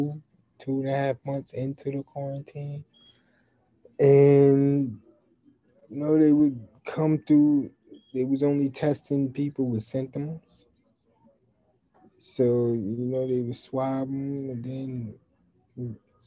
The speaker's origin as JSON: {"language": "English", "town": "Newburgh", "region": "New York", "country": "United States", "lives_now": "New York City, United States", "said": "I'm from New York, Newburgh, New York, actually."}